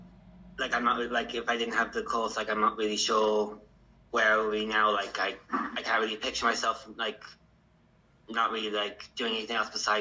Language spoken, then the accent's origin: English; County Kerry, Ireland; also born or lived in Tralee; I'm from the Stowe town originally, but I was born here in Tralee, the Tralee General Hospital.